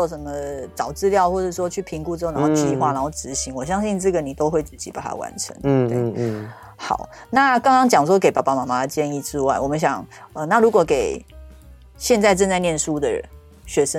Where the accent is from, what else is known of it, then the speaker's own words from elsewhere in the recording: Taiwan; also born or lived in United Kingdom; 就是在台湾我们很喜欢用才艺两个字来去讲说让孩子去学不同东西。